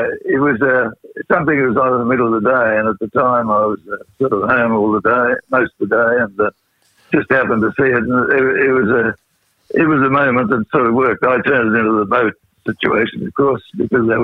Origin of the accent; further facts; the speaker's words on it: Rockhampton, Queensland, Australia; My wife, Jill, and I come from Rockhampton, and I used to play in different hotels there